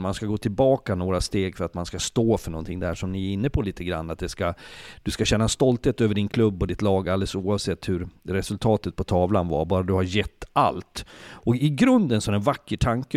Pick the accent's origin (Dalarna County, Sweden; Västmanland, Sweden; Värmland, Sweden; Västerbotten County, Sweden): Dalarna County, Sweden; Leksand; Jag är född och uppvuxen i Leksand